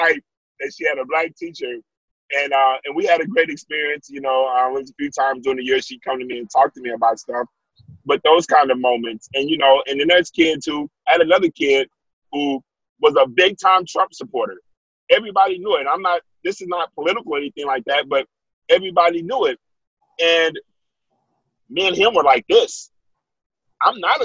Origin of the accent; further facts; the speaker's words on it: Wichita Falls, Texas, United States; Yeah, I'm from Wichita Falls.